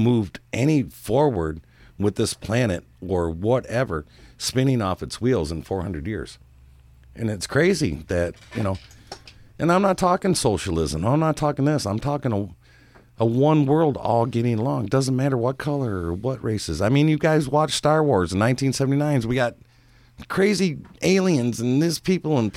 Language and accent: English; United States; I'm an American